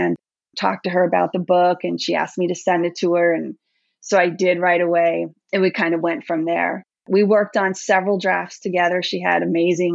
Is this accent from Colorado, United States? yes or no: no; New York, United States; moved away as an adult; I grew up in New York, but I left there quite a while ago